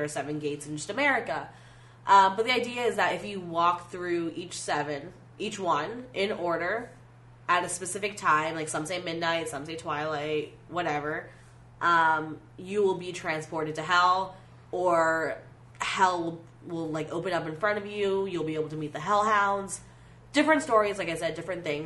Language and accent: English; Florida, United States; now in Chicago, United States; I'm from Florida